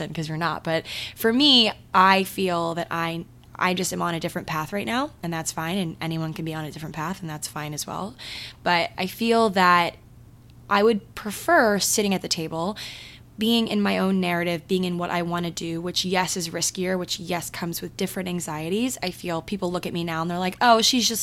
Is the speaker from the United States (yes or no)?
yes; Maryland, United States; moved away; my hometown in Maryland